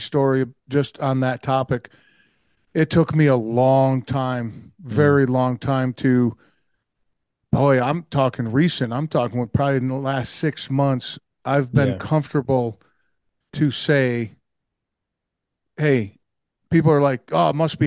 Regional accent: Oneida, New York, United States; I was born and raised in Oneida, New York, and that's in the U.S.

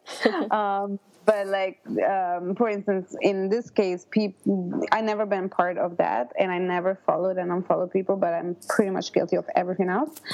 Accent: northern Italy, Italy; moved away as an adult; also born or lived in Los Angeles, United States; I'm from originally from Italy, northern Italy, and I moved to America

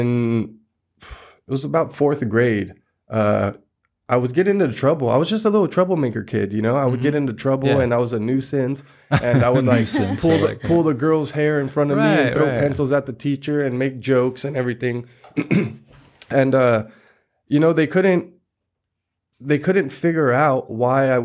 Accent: San Gabriel, California, United States; now in Covina, United States; I'm from the city of San Gabriel, which is not too far from here

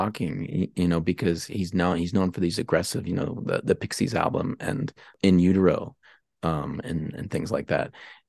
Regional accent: Pittsburgh, Pennsylvania, United States; moved away as an adult; also born or lived in San Francisco; I'm from Pittsburgh actually

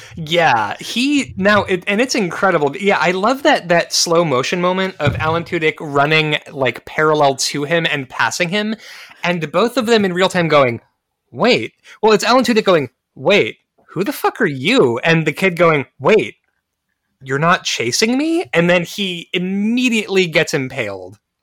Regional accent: United States; I'm an American

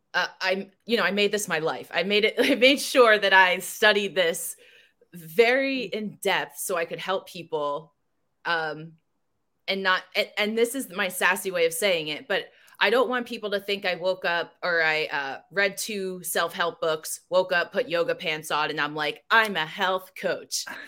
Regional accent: New Jersey, United States; I grew up in Jersey.

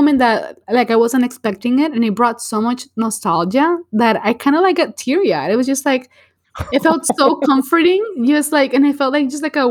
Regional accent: Venezuela; So I'm from Venezuela

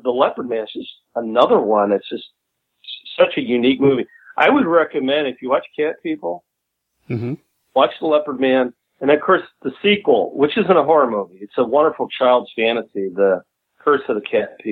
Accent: United States; also born or lived in Chicago, Illinois / Northwest Indiana; I grew up in Northwest Indiana and in Chicago

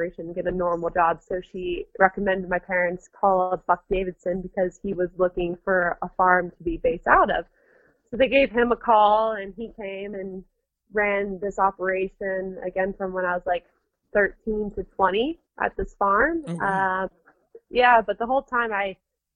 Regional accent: Panama; also born or lived in Nicaragua; now in United States; I grew up in Panama, and then my father and us moved back to the United States

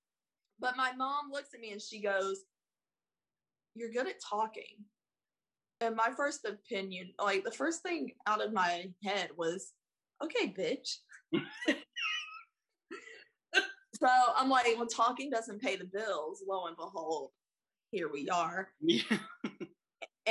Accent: Spartanburg, South Carolina, United States; moved away as an adult; also born or lived in Columbia, South Carolina; now in Tallahassee, United States; Born and raised in South Carolina. I thrived and survived in Spartanburg.

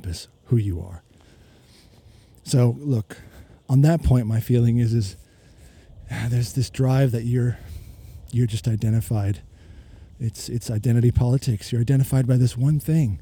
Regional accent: United States; moved away as an adult; now in Melbourne, Australia; I am an American currently, expat living in Australia, been here 20 years

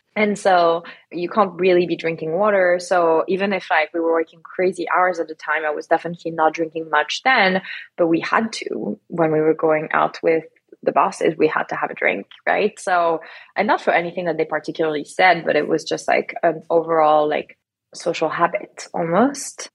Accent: Lyon, Auvergne-Rhône-Alpes, France; also born or lived in south of France; now in United States; I actually grew up in France fully. I grew up in Lyon

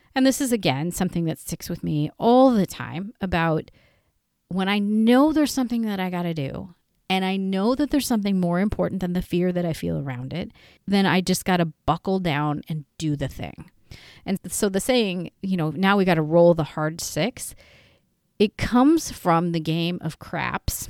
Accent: Northern California, United States; I am from Northern California

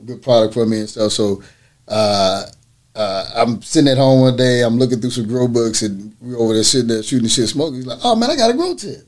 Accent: Orange, Texas, United States; also born or lived in North Carolina; I'm actually I was born in North Carolina, raised in Orange, Texas

